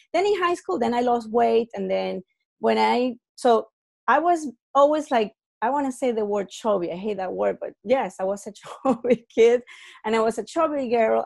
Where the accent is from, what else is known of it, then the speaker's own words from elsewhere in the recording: Venezuela; I'm from Venezuela